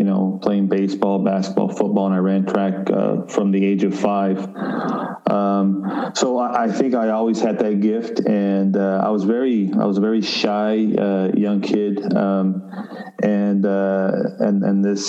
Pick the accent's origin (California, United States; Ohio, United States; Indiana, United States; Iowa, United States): California, United States; Los Angeles; now in Montreal, Canada; I'm originally from Los Angeles, California. That's where I grew up and was raised